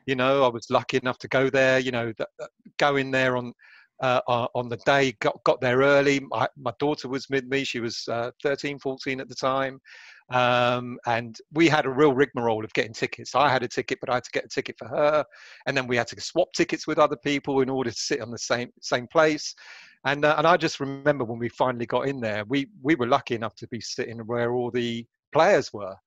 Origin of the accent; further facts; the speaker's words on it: London, United Kingdom; being Greek, brought up, born and raised in North London